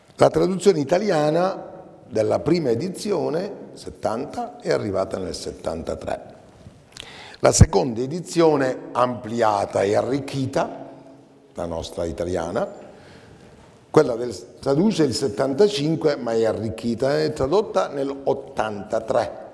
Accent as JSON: {"language": "Italian", "region": "Sicily", "country": "Italy", "said": "noi, al solito nostro siciliano, io siciliano"}